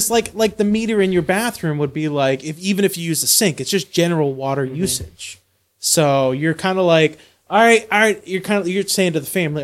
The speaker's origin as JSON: {"language": "English", "country": "United States", "said": "as an American"}